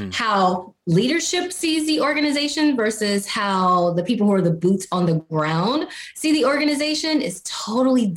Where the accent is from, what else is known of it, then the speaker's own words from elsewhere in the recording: Mississippi, United States; I'm from Mississippi